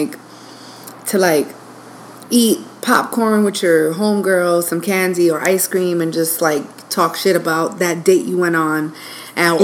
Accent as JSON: {"language": "English", "town": "New York City", "region": "New York", "country": "United States", "tie": "born or raised there", "moved": "yes", "said": "growing up in New York"}